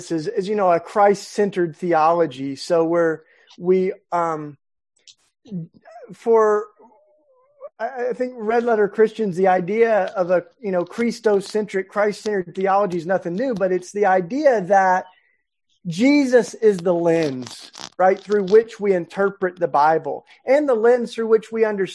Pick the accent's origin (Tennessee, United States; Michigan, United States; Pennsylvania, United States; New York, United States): Tennessee, United States; in my home state of Tennessee